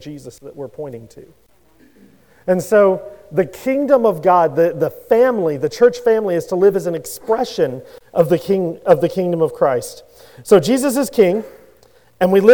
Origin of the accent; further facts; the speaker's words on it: Louisiana, United States; I grew up in Louisiana